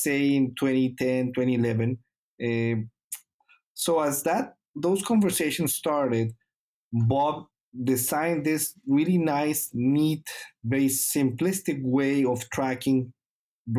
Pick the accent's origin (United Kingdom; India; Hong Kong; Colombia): Colombia; moved away as an adult; also born or lived in Canada; now in Minnesota, United States; I'm originally from Colombia. So I got my vet degree in Colombia